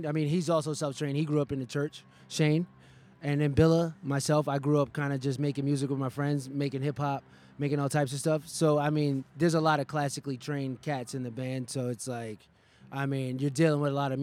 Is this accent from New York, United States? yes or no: yes; New York, United States; now in Chicago, United States; I was born in New York and then I moved to Chicago. So my Harlem influence